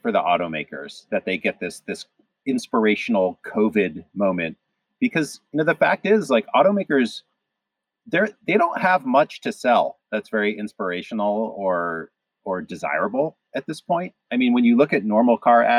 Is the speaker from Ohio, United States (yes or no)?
yes; Cleveland, Ohio, United States; moved away; I grew up partly in the Midwest, so I went to high school in Cleveland